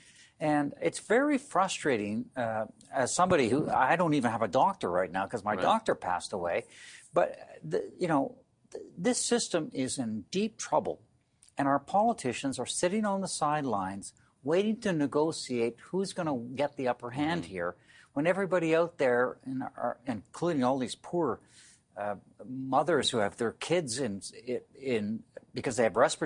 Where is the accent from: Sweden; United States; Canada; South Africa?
Canada; Northern Ontario; I come from Northern Ontario